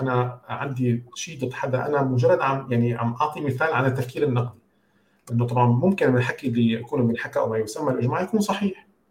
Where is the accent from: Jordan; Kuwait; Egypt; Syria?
Syria; moved away as an adult; also born or lived in United States; كوني انا كنت عايش بسوريا يعني انا سافرت من سوريا كان عمري 22 سنه